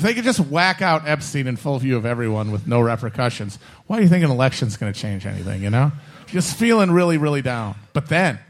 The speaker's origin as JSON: {"language": "English", "region": "Wisconsin", "country": "United States", "said": "as a Midwesterner"}